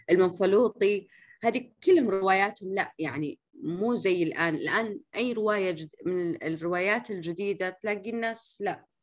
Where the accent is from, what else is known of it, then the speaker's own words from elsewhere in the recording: Saudi Arabia; المهم جدا برضو هي هويتنا كسعوديين